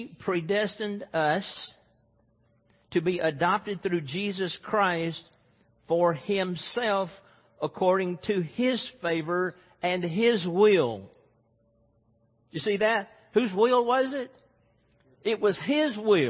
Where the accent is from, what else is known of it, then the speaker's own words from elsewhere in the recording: Mississippi, United States; Growing up in Mississippi